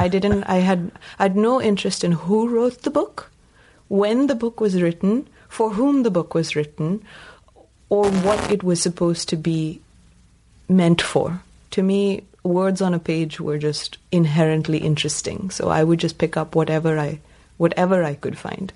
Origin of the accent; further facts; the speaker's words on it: Bangalore, Karnataka, India; first language Tamil; moved away as an adult; also born or lived in Appleton, Wisconsin / Iowa; I grew up in India and I was an English speaking child